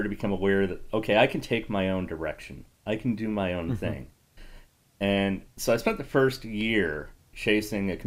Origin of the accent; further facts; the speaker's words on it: Connecticut, United States; I originally grew up in Connecticut